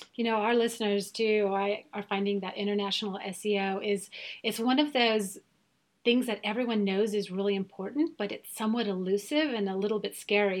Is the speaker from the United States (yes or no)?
no; Germany; first language German; English is a second language; I'm from Germany. So yes, we are both native speakers